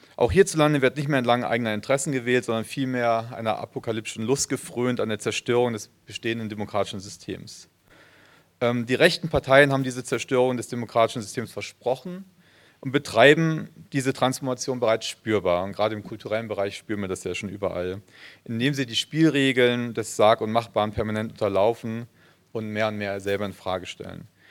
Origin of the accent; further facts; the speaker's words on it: Frankfurt, Hesse, Germany; now in Cologne, Germany; ich bin in Frankfurt geboren, insofern doch Hesse